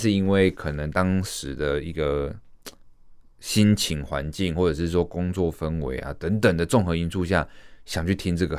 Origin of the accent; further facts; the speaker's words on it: Taiwan; 这是属于我们台湾人的听音乐的方式。